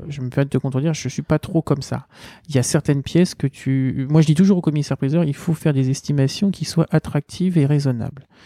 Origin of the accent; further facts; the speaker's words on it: Seine-Saint-Denis, Île-de-France, France; je viens du 93